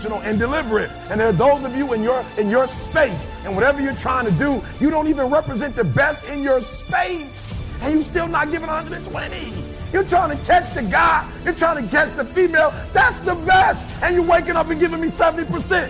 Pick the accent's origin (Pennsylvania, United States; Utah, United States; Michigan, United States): Michigan, United States; Detroit; I'm from Detroit, high school dropout. Nobody on my block is an author